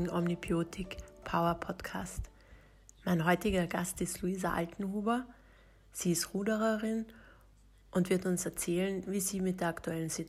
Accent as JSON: {"language": "German", "country": "Austria", "said": "Das ist ja bei uns in Österreich eigentlich eine ganz gute Möglichkeit"}